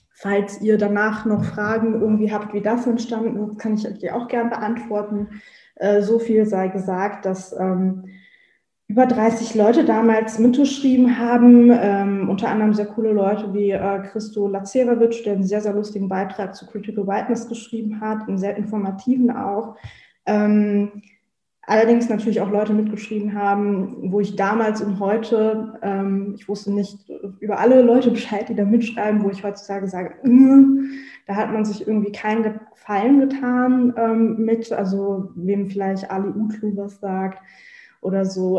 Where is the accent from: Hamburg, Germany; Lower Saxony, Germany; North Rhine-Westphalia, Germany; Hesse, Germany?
Lower Saxony, Germany; Hanover; ich komme aus Hannover